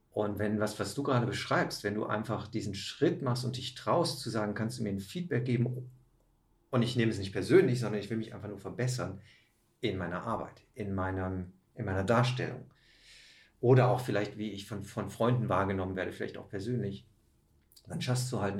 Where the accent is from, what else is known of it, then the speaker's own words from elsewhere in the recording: Rhineland, Germany; aber eigentlich schon mit 11 ich komme ja aus dem Rheinland.